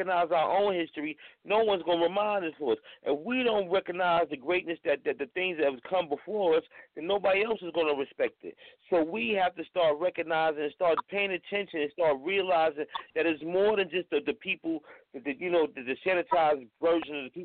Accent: New York City, New York, United States; I'm from Harlem.

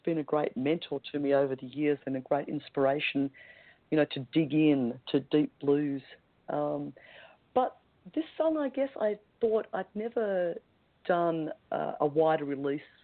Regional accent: Melbourne, Victoria, Australia; in my hometown

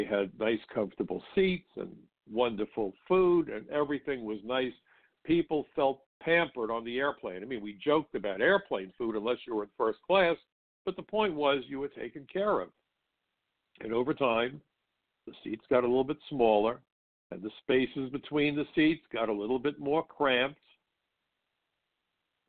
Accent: New York City, New York, United States; I grew up in Brooklyn, and Brooklyn's a tough place

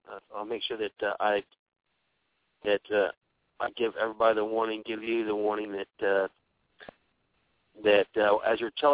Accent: Texas, United States; I'm from the South. I'm from Texas

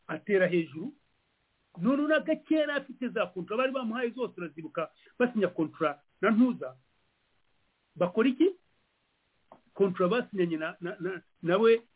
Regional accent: Rwanda

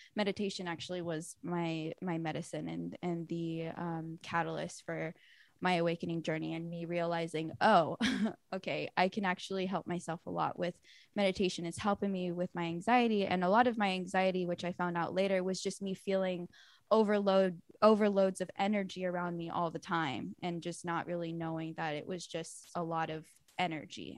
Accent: Lawndale, California, United States; I grew up in Lawndale, um, which is really close to L A X and Redondo Beach

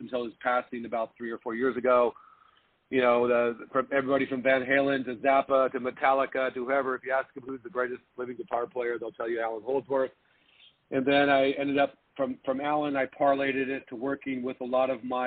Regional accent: Laguna Beach, California, United States; also born or lived in Los Angeles / San Francisco Bay Area; Born and raised in Laguna Beach, Corona Del Mar, California

